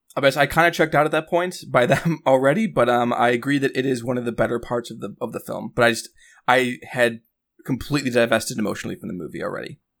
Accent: Chicago, Illinois, United States; I grew up in Chicago

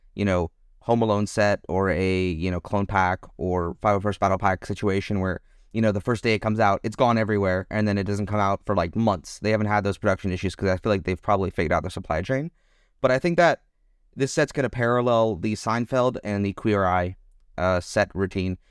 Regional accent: Texas, United States; moved away as an adult; now in Germany; as an American who mainly lived in Texas

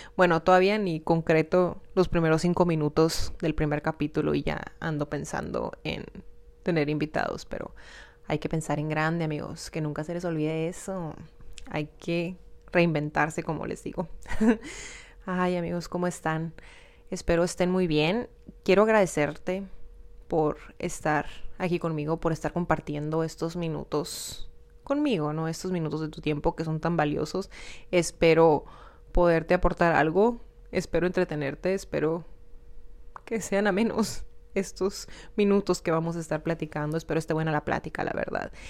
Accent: Hermosillo, Sonora, Mexico; soy de Hermosillo, Sonora

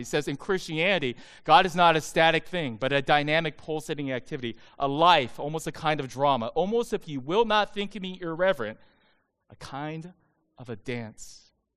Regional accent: United States; I'm Asian American

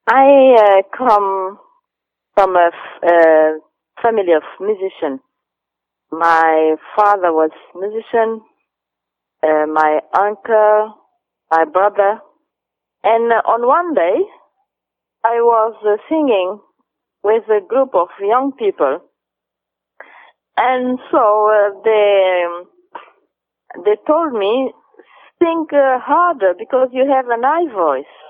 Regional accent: São Vicente, Cape Verde; English is a second language; Cabo Verde is a nice country. Of course, it's my country. Cabo Verde is uh, uh, 10 islands and I am from Saint Vincent

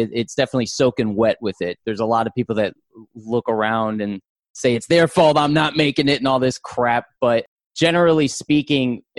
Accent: Orlando, Florida, United States; now in Los Angeles, United States; I live in Los Angeles, California. I also do podcasts, voiceover work, and I'm also an actor. I'm originally from Orlando, Florida

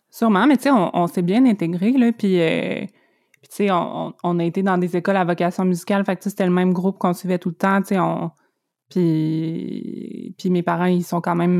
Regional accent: Abitibi-Témiscamingue, Quebec, Canada; now in Montreal, Canada; quand j'avais comme deux ans, on est déménagé en, en Abitibi-Témiscamingue. Mon père est encore là, c'est là que j'ai grandi

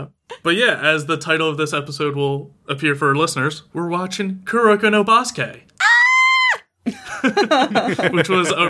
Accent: Philadelphia, Pennsylvania, United States; I'm from Philly

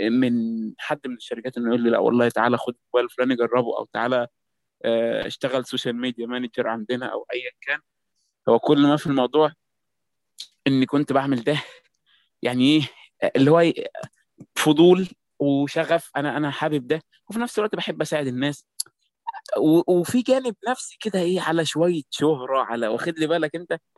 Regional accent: Egypt; الكوميونيتيز بتاعت المبصرين عندنا في مصر

